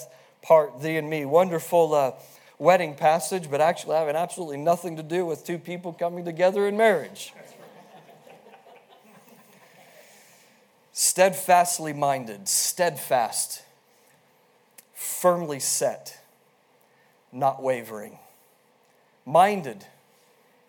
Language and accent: English; Wyoming, United States; born and raised in Wyoming